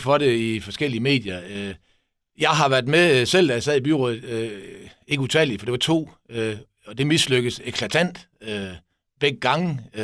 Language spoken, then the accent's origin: Danish; Esbjerg, Southern Denmark, Denmark; vi som Esbjergenser